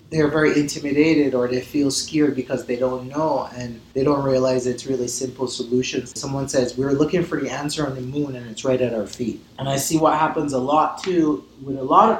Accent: Barbados; moved away as an adult; also born or lived in Colorado / Taos; now in Santa Fe, United States; I'm originally from Barbados, and then when I moved to the States like 20 years ago

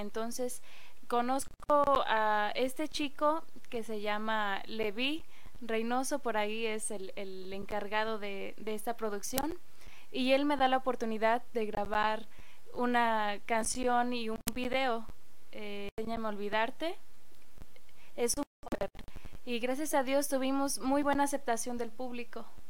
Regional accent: State of Mexico, Mexico; ahí en el pueblo, vengo de Lubianos, Estado de México, orgullosamente

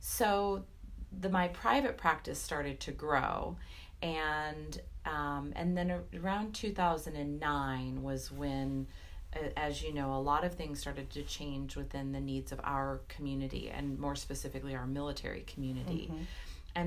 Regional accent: California, United States; moved away as an adult; now in North Carolina, United States; I'm originally from California

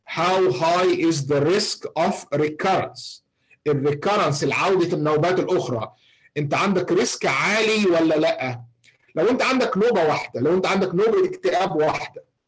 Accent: Egypt; عندنا في مصر

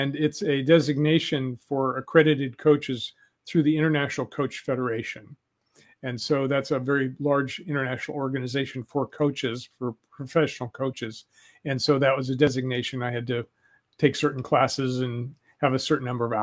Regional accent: Denver, Colorado, United States; I was a kid from Denver. I was an urban kid.

